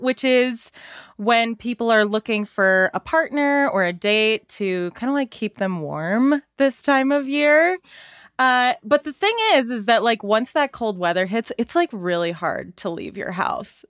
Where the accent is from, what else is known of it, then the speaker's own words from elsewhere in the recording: Salt Lake City, Utah, United States; I'm from Salt Lake City